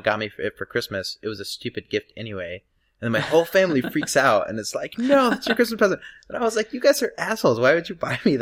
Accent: Nebraska, United States

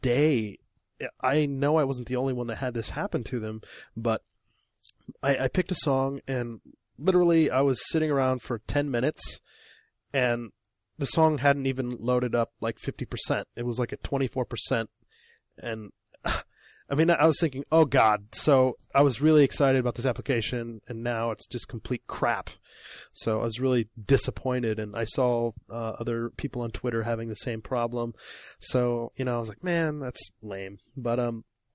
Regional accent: Illinois, United States; now in Japan; I'm from Illinois, middle of America

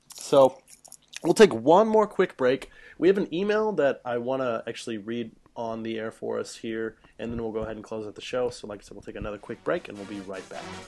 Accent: central Illinois, United States; moved away as an adult; now in Japan; I live in central Illinois and we don't have arcades.

